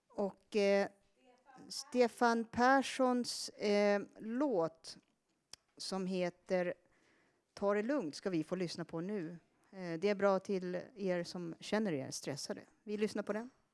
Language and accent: Swedish; Sweden; first language Finnish; Swedish is a second language; Finska är mitt modersmål och det var det jag lärde mig. Jag lärde mig prata svenska först när jag var sju år. Fast jag bodde i Sverige då